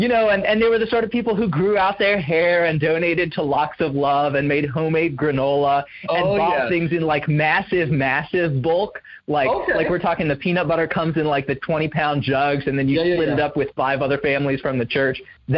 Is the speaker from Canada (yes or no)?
no; Indonesia; moved away as an adult; now in United States; So I grew up overseas in Indonesia. My family moved there when I was 3, and then I came back to the States for college when I was 18.